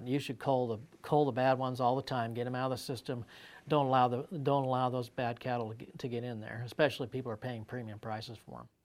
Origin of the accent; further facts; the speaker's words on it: Colorado, United States; I grew up in Colorado